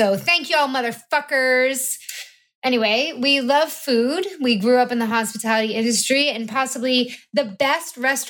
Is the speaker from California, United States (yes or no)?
no; Montauk, New York, United States; now in Los Angeles, United States; We're from the Hamptons, Montauk, New York.